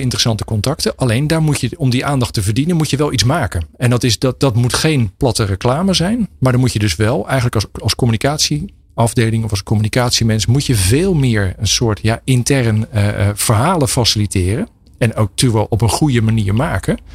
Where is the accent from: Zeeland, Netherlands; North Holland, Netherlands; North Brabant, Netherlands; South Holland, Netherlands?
South Holland, Netherlands; Pijnacker; ik kom zelf uit Pijnakker.